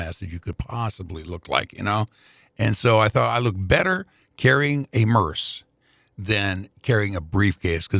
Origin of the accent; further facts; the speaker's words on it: Indianapolis, Indiana, United States; I was working for WNAP Radio in Indianapolis at the time